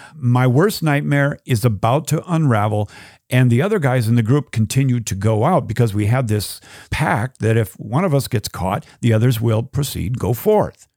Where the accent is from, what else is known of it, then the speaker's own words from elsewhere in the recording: United States; as an American